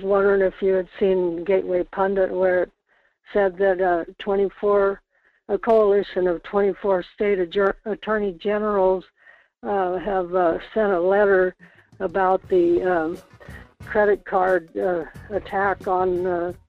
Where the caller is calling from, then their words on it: Kodiak, Alaska, United States; Hi, it's … calling from Kodiak.